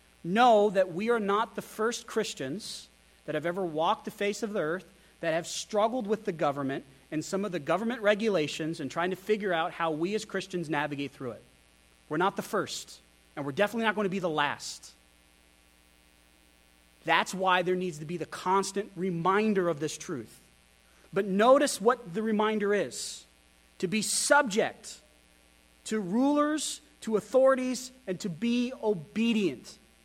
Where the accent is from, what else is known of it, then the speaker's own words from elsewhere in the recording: Wyoming, United States; also born or lived in Texas / Idaho; I grew up in Wyoming. I grew up in Texas. I grew up in Idaho.